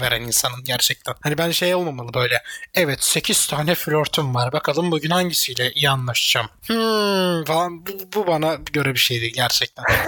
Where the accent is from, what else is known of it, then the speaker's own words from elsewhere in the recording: Mersin, Turkey; also born or lived in Adana; Hepimiz daha çok Mersin'de yaşamışız.